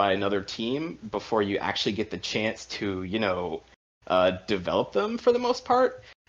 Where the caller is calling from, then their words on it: Washington, District of Columbia, United States; From Washington, D.C.